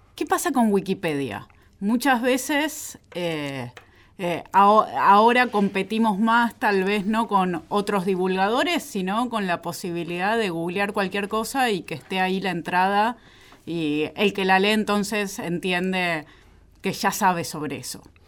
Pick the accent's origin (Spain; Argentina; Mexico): Argentina; soy ciudadana argentina